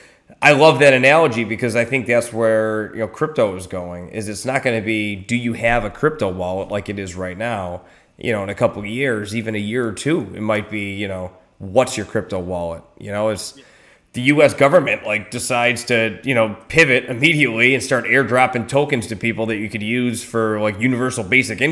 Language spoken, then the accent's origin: English; Buffalo, New York, United States; moved away; I'm originally from Buffalo too